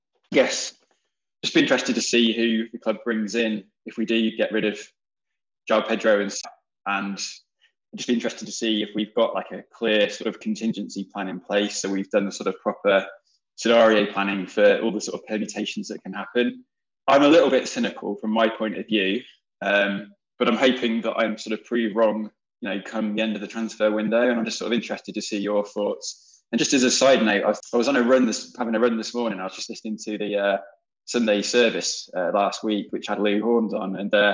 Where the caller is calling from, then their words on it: Leeds, Yorkshire and the Humber, United Kingdom; I'm joining you from sunny Leeds.